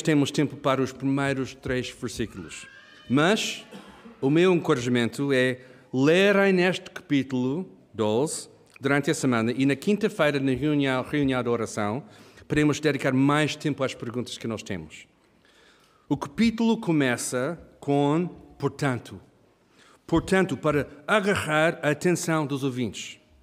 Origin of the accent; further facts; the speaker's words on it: Kenya; moved away; eu e a Hannah, nós crescemos no Quênia, África